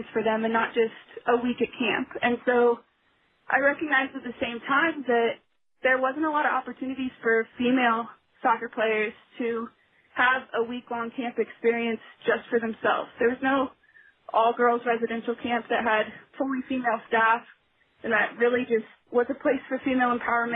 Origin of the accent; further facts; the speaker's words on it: Kansas City, United States; I actually grew up in Kansas City